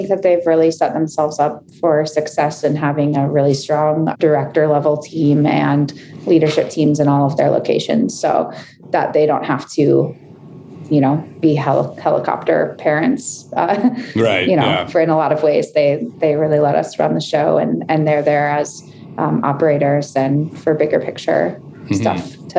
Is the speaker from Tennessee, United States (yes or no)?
yes; Chattanooga, Tennessee, United States; now in Denver, United States; Yeah, I moved to Denver from Chattanooga, Tennessee 5 years ago.